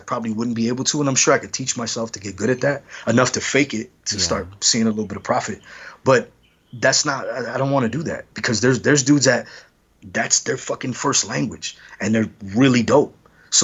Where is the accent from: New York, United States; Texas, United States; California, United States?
California, United States; Los Angeles; I'm from Los Angeles